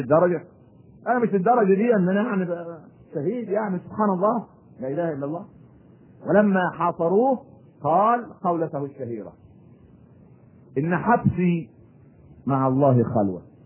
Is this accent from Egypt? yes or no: yes; Egypt; إحنا عندنا في مصر